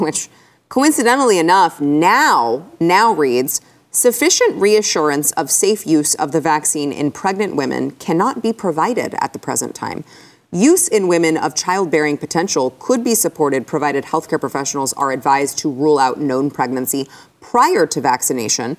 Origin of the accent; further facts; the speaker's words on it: United States; I was born here